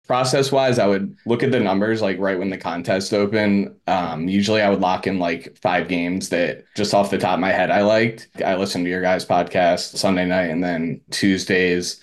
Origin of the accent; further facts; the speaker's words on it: Philadelphia, Pennsylvania, United States; also born or lived in Media, Pennsylvania; I'm from Philadelphia area. Just moved back to, um, outside of Philly. It's called Media